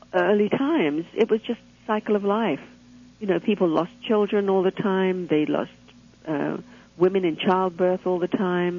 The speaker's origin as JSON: {"language": "English", "region": "England", "country": "United Kingdom", "tie": "born or raised there", "moved": "yes", "lives_now": "Toronto, Canada", "said": "I grew up in England"}